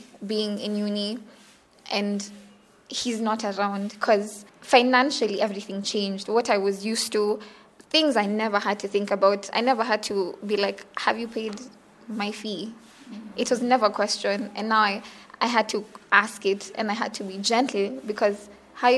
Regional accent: Western Equatoria, South Sudan; I come from South Sudan. In like Zandit, Western Equatoria.

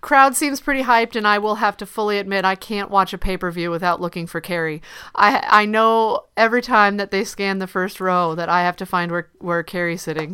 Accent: Ohio, United States; moved away; I'm not from Cleveland, but I am from Ohio

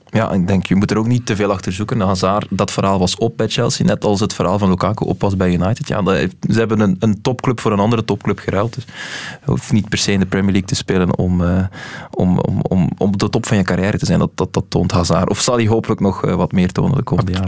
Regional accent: Belgium

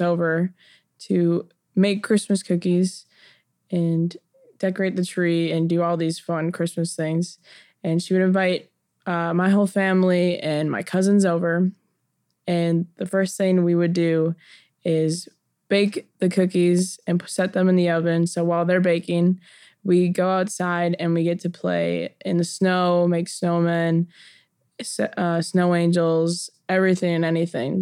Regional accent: Wisconsin, United States; moved away; When I grew up in Wisconsin

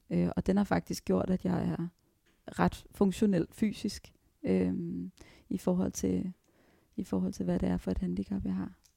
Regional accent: Virum, Capital Region of Denmark, Denmark; also born or lived in Frederiksberg; Jeg blev født på Frederiksberg, og så øh, flyttede vi til Virum øh, i Nordsjælland, lige mellem Holte og Sovnfri

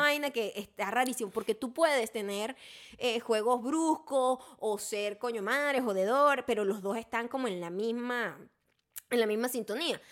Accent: Venezuela; moved away; como buena venezolana me daban café con leche desde que era bebé

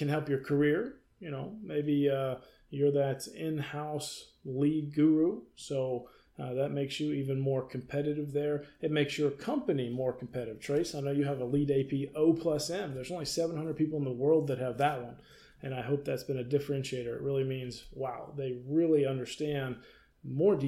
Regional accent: North Georgia Mountains, United States; now in Atlanta, United States; I grew up in the North Georgia Mountains

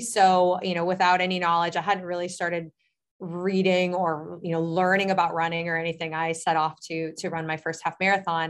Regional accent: Medina, Ohio, United States; I am actually, uh, from Medina, Ohio, which is about a half hour south of Cleveland

